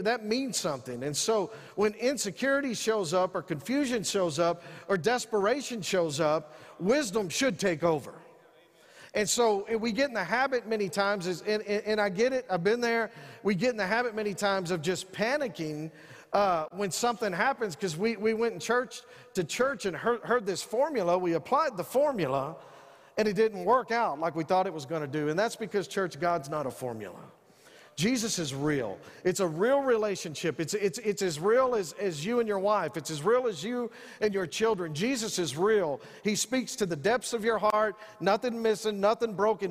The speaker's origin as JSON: {"language": "English", "town": "San Angelo", "region": "Texas", "country": "United States", "said": "I'm from Northside San Angelo"}